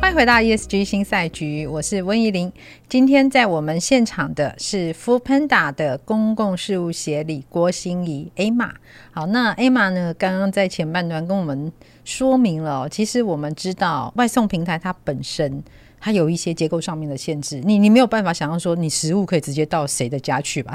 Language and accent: Chinese; Taiwan; 以以我们台湾人来说